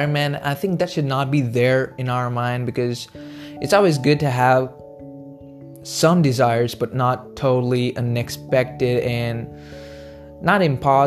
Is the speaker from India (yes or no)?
yes; India; I'm from India